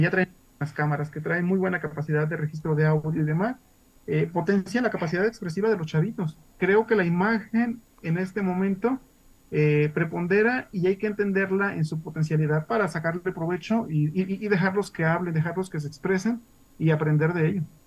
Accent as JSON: {"language": "Spanish", "town": "Jesús María", "region": "Jalisco", "country": "Mexico", "said": "yo soy de Jesús María en la región de los Altos"}